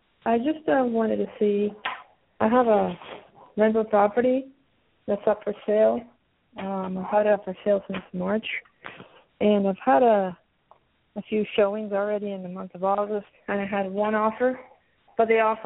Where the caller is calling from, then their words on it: Pennsylvania, United States; I'm calling from Pennsylvania.